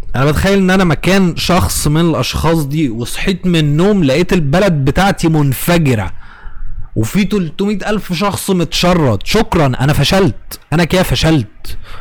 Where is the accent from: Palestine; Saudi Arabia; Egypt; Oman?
Egypt